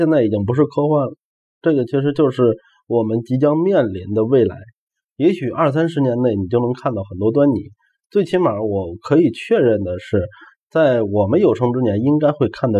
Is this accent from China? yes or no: yes; China; 呃而且我们中国人大多数人是唯心唯唯物的